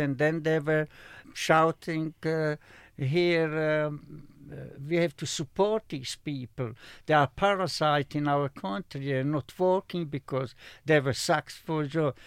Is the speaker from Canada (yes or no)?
no; Slovakia; moved away; in my own country, I was born in Slovakia